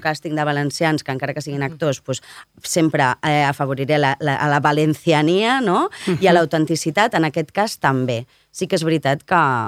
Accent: Barcelona, Catalonia, Spain; sóc una nena de Sant Gervasi

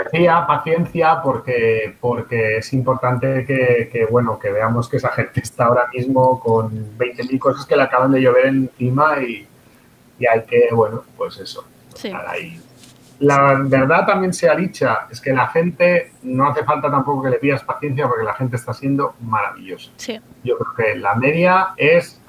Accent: Catalonia, Spain; born or raised there

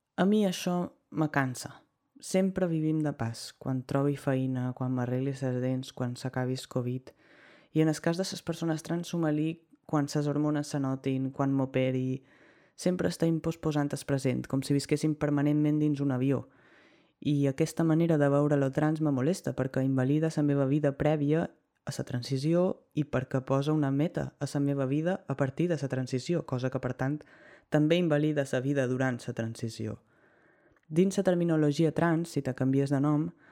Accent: Mallorca, Balearic Islands, Spain; Jo sóc de Mallorca

